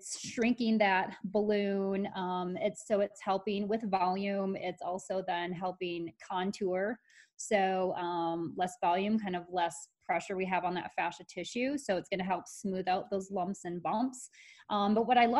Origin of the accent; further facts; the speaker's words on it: Michigan, United States; I grew up in Michigan, and all we did was go boating.